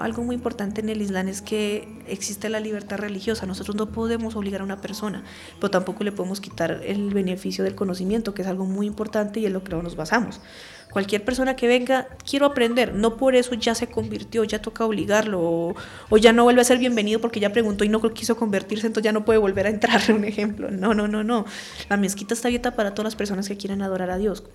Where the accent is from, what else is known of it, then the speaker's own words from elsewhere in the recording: Colombia; Nosotros aquí como colombianos